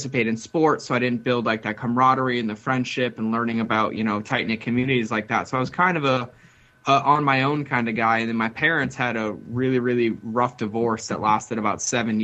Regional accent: Boston, Massachusetts, United States; most of my life, I grew up in Boston, Massachusetts

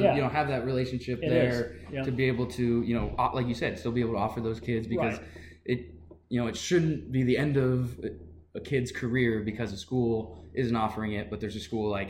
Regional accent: York, Nebraska, United States; growing up in York.

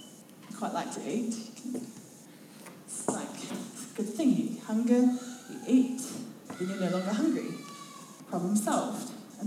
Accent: Otago, New Zealand; I'm from Central Otago. We don't do that here.

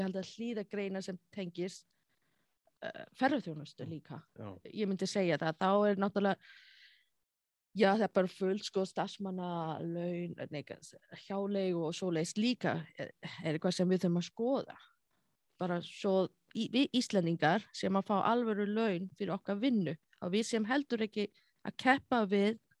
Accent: China; Icelandic is a second language; moved away as an adult; also born or lived in Egypt; now in Iceland; ég tala kynversku, ég er frá Asjú

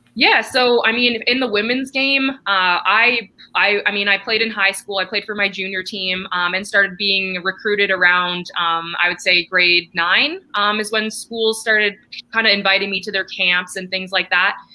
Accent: Canada; I'm actually I'm Canadian, so uh, here in Canada

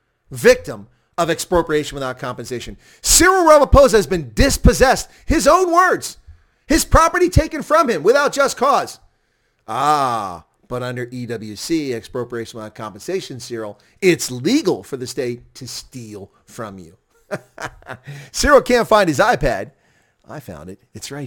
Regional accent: United States; as an American

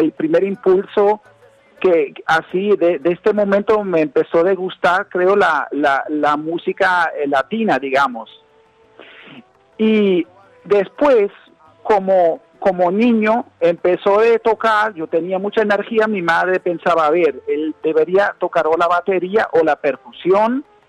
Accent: Berlin, Germany; Spanish is a second language; yo soy alemán, yo soy un, músico eh, de Alemania. Yo nací en, Berlín, en Alemania.

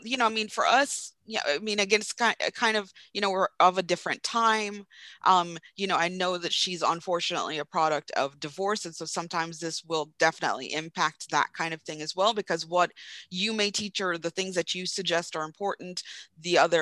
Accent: Jamaica; growing up in Jamaica

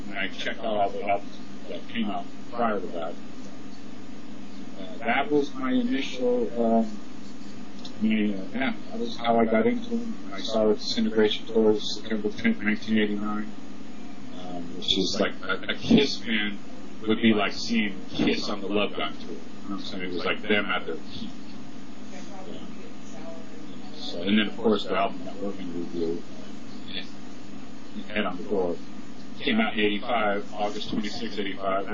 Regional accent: San Francisco, California, United States; I'm from San Francisco

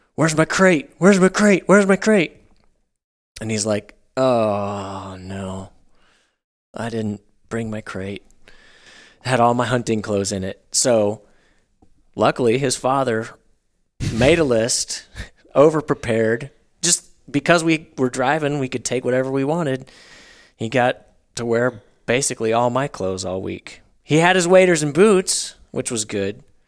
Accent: Northwest Arkansas, United States; I grew up in Northwest Arkansas

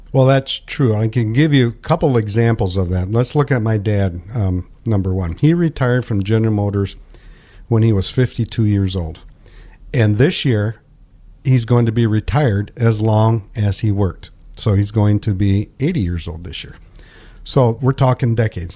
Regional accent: United States; born and raised in Pinkani

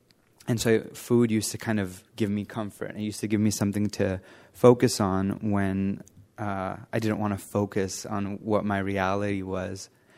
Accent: Los Angeles, California, United States; I grew up in the San Fernando Valley near Los Angeles, and I had my mom.

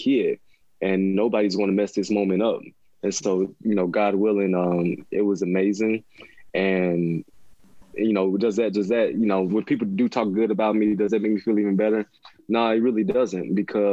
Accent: Mississippi, United States; now in Seattle, United States; I grew up in Mississippi.

